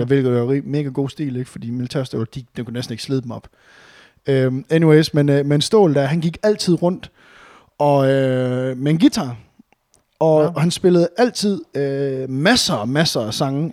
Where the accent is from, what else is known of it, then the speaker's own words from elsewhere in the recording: Varde, Southern Denmark, Denmark; now in Aarhus, Denmark; hjemme i Varde, hvor jeg var fra